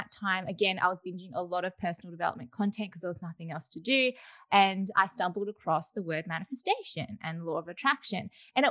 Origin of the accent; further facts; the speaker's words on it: Melbourne, Victoria, Australia; I am 22 years old and I am from Melbourne, Australia